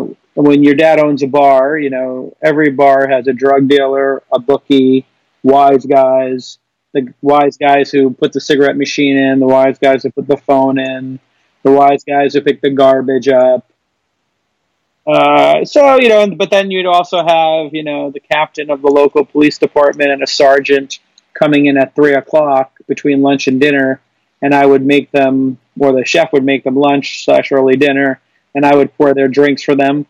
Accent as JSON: {"language": "English", "town": "New York City", "region": "New York", "country": "United States", "tie": "born or raised there", "moved": "yes", "said": "I grew up in Brooklyn when it was dangerous and authentic and blue collar, not hipster"}